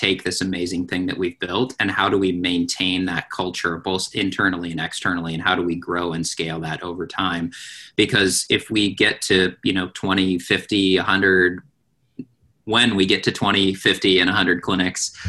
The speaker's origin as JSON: {"language": "English", "region": "Pacific Northwest", "country": "United States", "tie": "born or raised there", "said": "I was born and raised in the Pacific Northwest"}